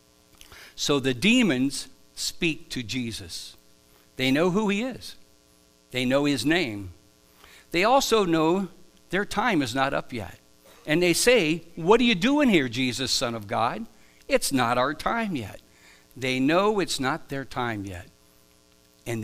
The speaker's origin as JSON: {"language": "English", "town": "Stone Creek", "region": "Ohio", "country": "United States", "tie": "born or raised there", "also_born_or_lived": "Akron, Ohio / Dover, Ohio", "said": "I was born in Akron, Ohio. I grew up near on a farm near Stone Creek, Ohio, and I've spent most of my adult life in Dover, Ohio."}